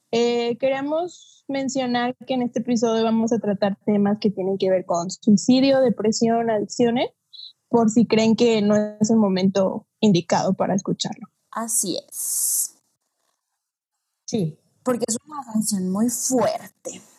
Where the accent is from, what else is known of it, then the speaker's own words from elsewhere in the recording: Mexico; Y a la gente que nos escucha en otros países que no son el nuestro, que somos de México